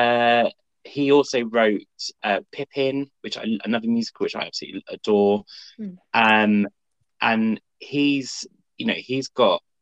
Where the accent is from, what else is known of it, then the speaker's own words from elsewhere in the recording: United Kingdom; in the UK, we don't learn about American history